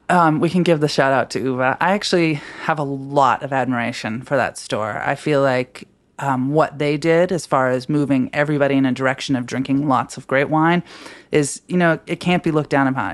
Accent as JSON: {"language": "English", "region": "Washington", "country": "United States", "moved": "yes", "lives_now": "Brooklyn, United States", "said": "I'm from Washington State"}